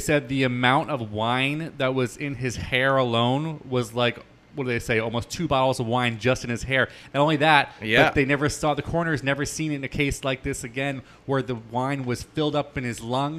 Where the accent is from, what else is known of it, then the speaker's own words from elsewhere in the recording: New Jersey, United States; I'm from Jersey.